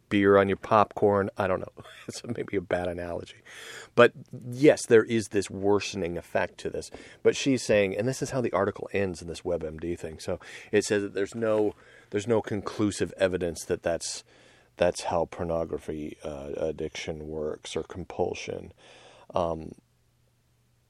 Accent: United States; I'm just an American dude

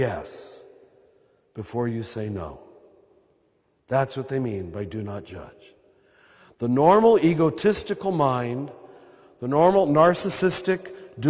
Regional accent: United States; accent: American; my American accent

